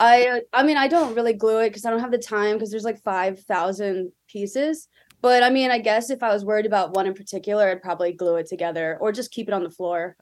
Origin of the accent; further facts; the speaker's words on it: Greenville, South Carolina, United States; moved away as an adult; also born or lived in Philadelphia, Pennsylvania / Virginia; now in California, United States; I'm from Greenville, South Carolina, which is right next to Clemson